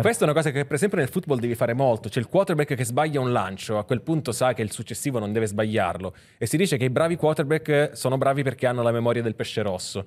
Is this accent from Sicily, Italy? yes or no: yes; Sicily, Italy; io sono siciliano